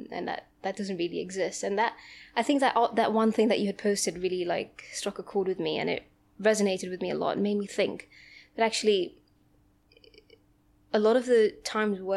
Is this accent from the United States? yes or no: no; Gibraltar; now in United Kingdom; I'm from Gibraltar, some very tiny country south of Spain. And I had a very comfortable life there.